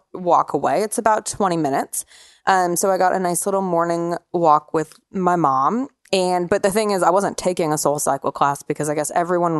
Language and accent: English; Denver, Colorado, United States; moved away; We grew up in Denver together